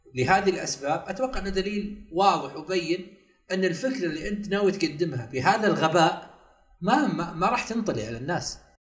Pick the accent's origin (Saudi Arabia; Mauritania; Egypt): Saudi Arabia; احنا في السعودية يعني كسعوديين